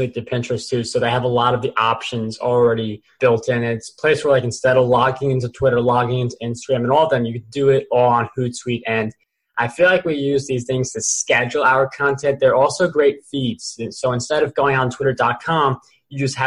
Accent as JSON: {"language": "English", "region": "New York", "country": "United States", "said": "I'm a New Yorker"}